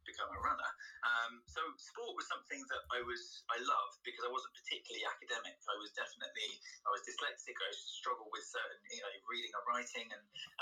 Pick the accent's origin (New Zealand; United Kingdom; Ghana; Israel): United Kingdom; being British